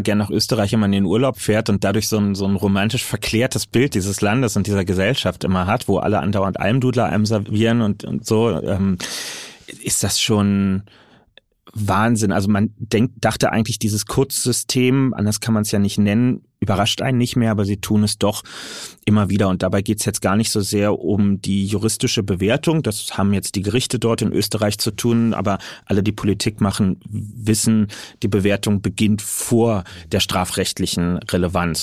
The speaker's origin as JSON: {"language": "German", "region": "Berlin", "country": "Germany", "said": "als Berliner, als jemand aus einem urbanen Wahlkreis"}